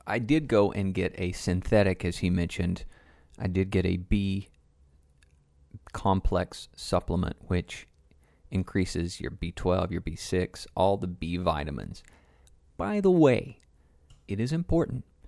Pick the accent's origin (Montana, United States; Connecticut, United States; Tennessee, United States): Tennessee, United States; Growing up in Tennessee